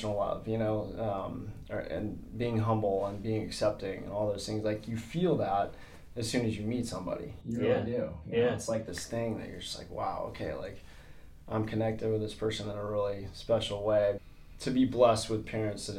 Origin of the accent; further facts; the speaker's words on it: Sanford, Florida, United States; I was born in Sanford, Florida.